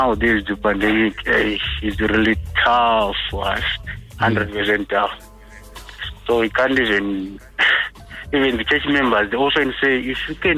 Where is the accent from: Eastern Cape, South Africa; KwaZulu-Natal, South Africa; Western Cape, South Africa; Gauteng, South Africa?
Gauteng, South Africa; Vosloorus; I'm from Vosloorus